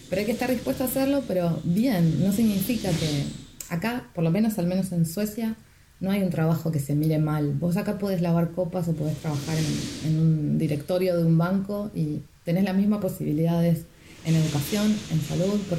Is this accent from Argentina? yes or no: yes; Argentina; now in Stockholm, Sweden; En Instagram me van a encontrar como …, arroba ….